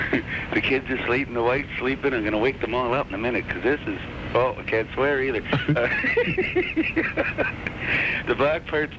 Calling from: Pefferlaw, Ontario, Canada

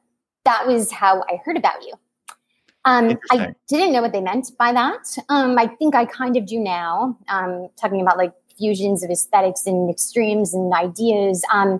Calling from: California, United States; No, I'm about an hour and a half away from the East Bay.

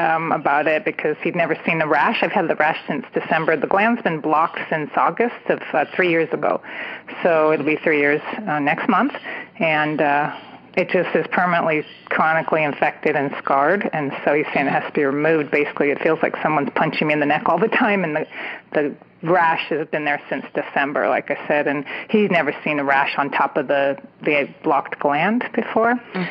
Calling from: California, United States; I'm calling from the San Francisco Bay Area

